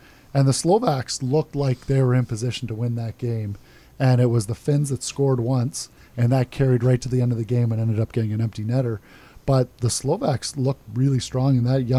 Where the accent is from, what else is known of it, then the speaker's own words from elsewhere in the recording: Canada; as a Canadian nation